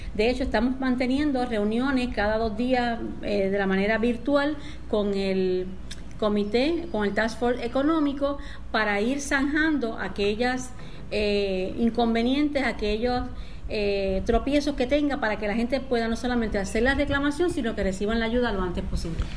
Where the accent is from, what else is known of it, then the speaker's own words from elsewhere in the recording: Puerto Rico; A todo mi pueblo puertorriqueño, volvemos a estar en un lockdown